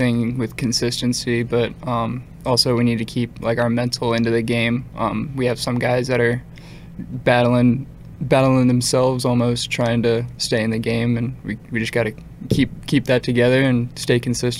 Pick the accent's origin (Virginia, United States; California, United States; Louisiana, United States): Virginia, United States; moved away; So growing up in Virginia